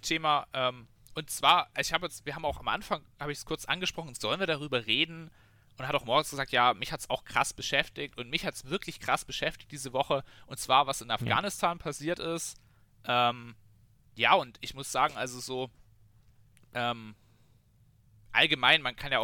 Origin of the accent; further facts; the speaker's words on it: Bavaria, Germany; wir haben jetzt bei uns in, in Bayern zum Beispiel auch Elterngeld